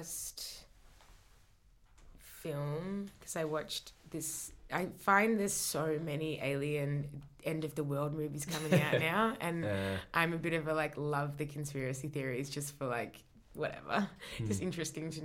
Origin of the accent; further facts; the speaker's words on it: Australia; from my hometown, hey. Australia.